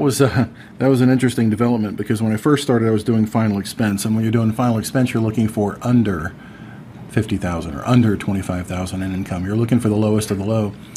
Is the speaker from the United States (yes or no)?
yes; Deltona, Florida, United States; back in my hometown of Deltona, Florida